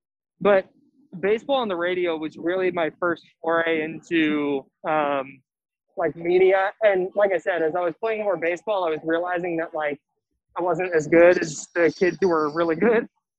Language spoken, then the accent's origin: English; Bay Area, California, United States; I grew up in the Bay Area.